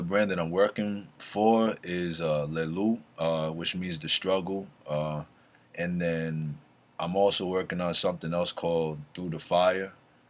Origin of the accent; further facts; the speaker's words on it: East Coast, United States; I grew up on the East Coast